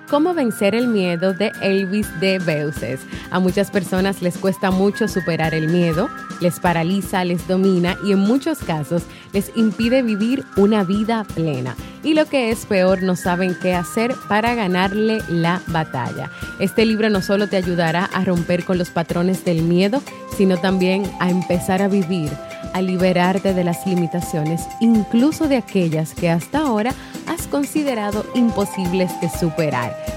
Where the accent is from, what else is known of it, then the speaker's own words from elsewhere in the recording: Venezuela; now in United States; soy de Venezuela, vivo en Estados Unidos.